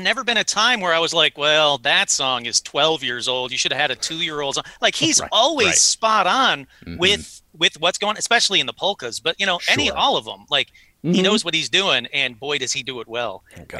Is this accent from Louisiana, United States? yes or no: no; Detroit, Michigan, United States; And I'm from Detroit.